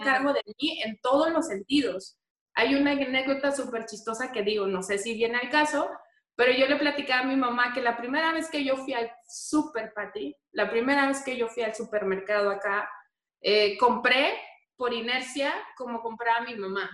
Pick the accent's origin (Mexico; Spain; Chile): Mexico; Tijuana, Baja California; moved away as an adult; now in Mexico City, Mexico; Yo ahora mismo radico en la Ciudad de México, pero soy tijuanense, súper orgullosa de ser tijuanense